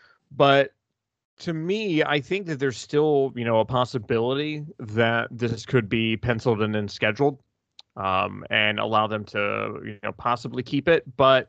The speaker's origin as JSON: {"language": "English", "region": "Tennessee", "country": "United States", "tie": "born or raised there", "also_born_or_lived": "Oklahoma", "said": "Because Tennessee, that's my hometown team. And then OU was kind of my family's adopted team by virtue of us living in Oklahoma for a while."}